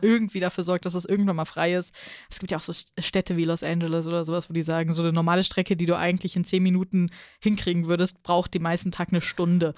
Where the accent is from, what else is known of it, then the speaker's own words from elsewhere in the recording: Hesse, Germany; Als Hesse